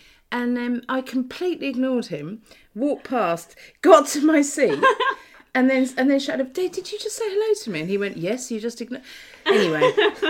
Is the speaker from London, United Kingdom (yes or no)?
no; Norfolk, East of England, United Kingdom; I'm from Norfolk.